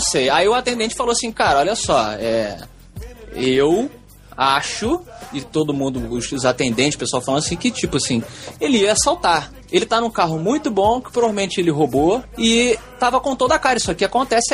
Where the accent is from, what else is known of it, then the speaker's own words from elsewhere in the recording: Brazil; sou lá do Brasil